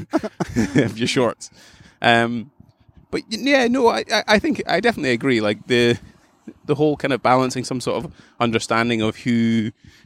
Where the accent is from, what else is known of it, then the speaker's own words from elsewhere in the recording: Aberdeen, Scotland, United Kingdom; I'm from Aberdeen